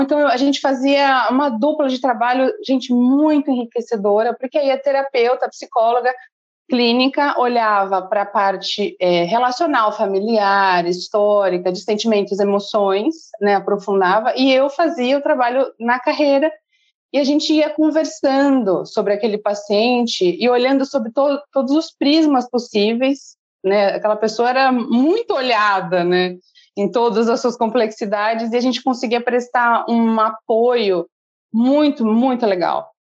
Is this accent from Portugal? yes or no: no; Bertioga, São Paulo, Brazil; moro aqui desde pequena.